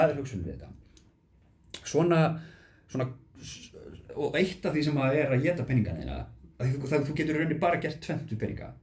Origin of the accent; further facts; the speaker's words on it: Iceland; ég er Íslendingur